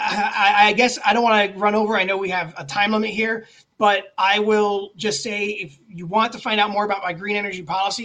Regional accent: Elyria, Ohio, United States; now in Westlake, United States; I grew up in Elyria.

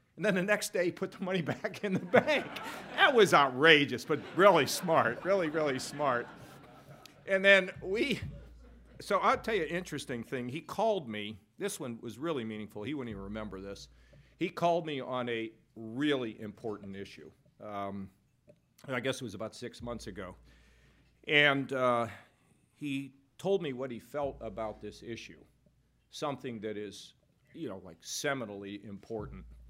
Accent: Pittsburgh, Pennsylvania, United States; now in Ohio, United States; I'm from Pittsburgh

